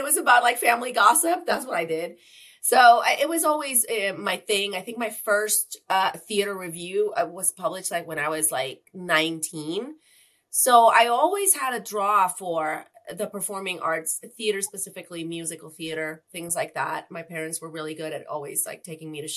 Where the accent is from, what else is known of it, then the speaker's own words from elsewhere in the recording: Tijuana, Baja California, Mexico; I'm from Tijuana